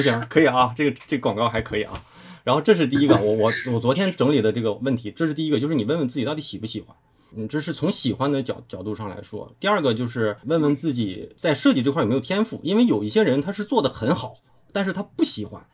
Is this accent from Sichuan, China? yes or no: no; Liaoning, China; also born or lived in Guangzhou; now in Beijing, China; 本身我是辽宁人